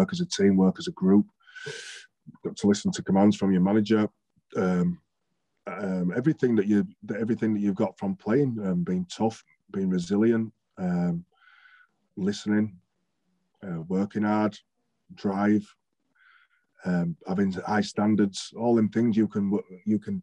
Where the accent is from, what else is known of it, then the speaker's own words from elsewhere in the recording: Bradford, Yorkshire and the Humber, United Kingdom; I'm from Bradford, but I'm from a little 2-3-bedroom terraced house in Bradford.